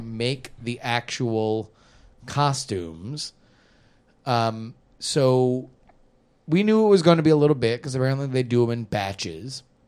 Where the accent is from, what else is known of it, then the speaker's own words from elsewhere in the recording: South Florida, United States; moved away; growing up in South Florida